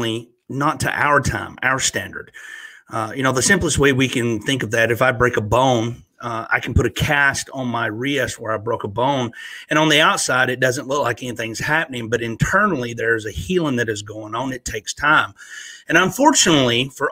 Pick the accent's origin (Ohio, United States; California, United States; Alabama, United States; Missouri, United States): Alabama, United States; Northeast; moved away as an adult; also born or lived in Virginia / North Carolina / Florida; now in Pigeon Forge, Tennessee, United States; I grew up, was born and raised in Northeast Alabama